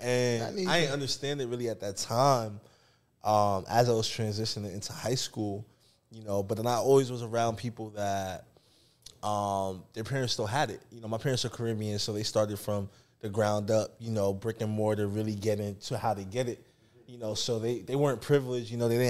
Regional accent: New York, United States; I'm originally from New York, you know, born and raised.

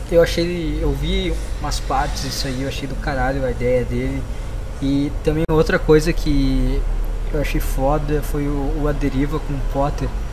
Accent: Rio Grande do Sul, Brazil; eu sou do Sul e eu também, cara, cara, Rio Grande do Sul

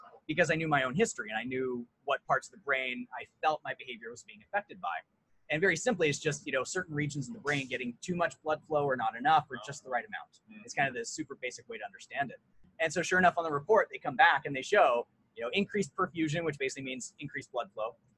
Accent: United States; moved away as an adult; also born or lived in New York / Colorado; now in Vancouver, Canada; I grew up in a mix of New York and Colorado.

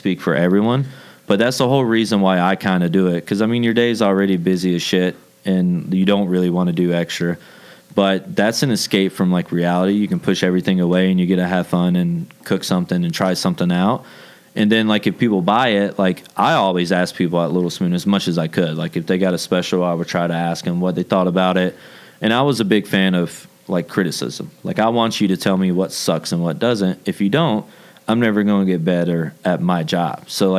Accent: the South, United States; I was raised in the South. Like, that's all we do in the South is talk behind people's backs.

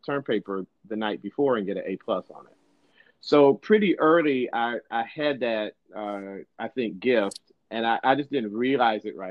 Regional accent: Detroit, Michigan, United States; moved away as an adult; now in Sacramento, United States; I'm originally from Detroit. I was born in Detroit and grew up just outside of Detroit, one of the suburbs there

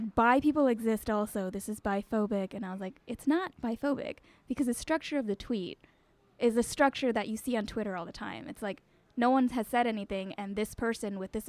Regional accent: LA County, south of Los Angeles, Southern California, United States; moved away as an adult; now in Brooklyn, United States; I'm from Southern California. I grew up there, went to school there

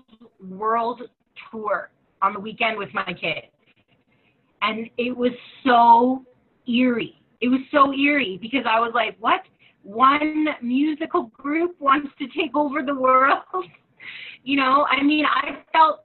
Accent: Canada; as Canadian

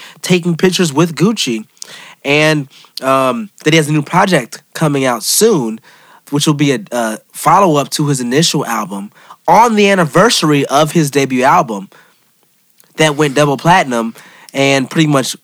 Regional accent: Oakland, California, United States; I'm from Oakland

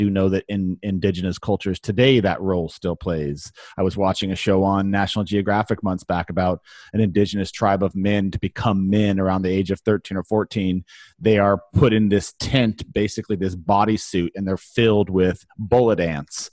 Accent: California, United States; moved away; where I grew up in California

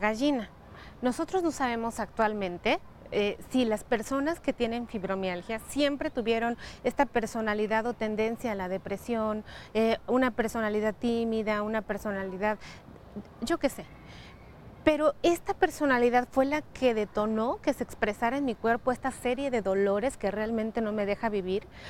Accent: Mexico; nosotros como mexicanos

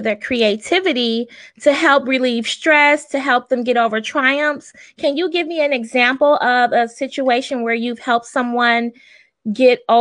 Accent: Michigan, United States; I'm from Michigan, so I'm not Southern

